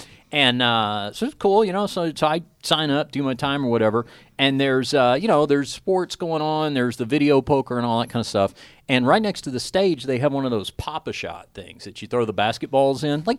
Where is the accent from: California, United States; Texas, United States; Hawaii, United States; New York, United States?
Texas, United States; Dallas; now in Las Vegas, United States; I'm from Dallas originally, and so we moved to Vegas